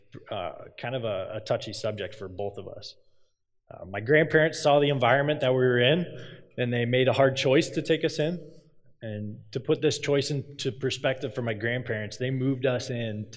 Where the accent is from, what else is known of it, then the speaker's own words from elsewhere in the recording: Cedar Falls, Iowa, United States; I'm from Cedar Falls. I grew up in Cedar Falls